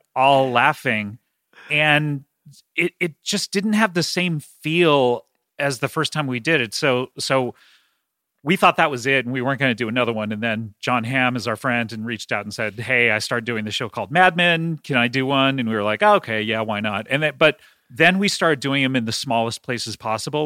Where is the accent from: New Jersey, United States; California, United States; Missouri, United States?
California, United States; Los Angeles; I grew up in Los Angeles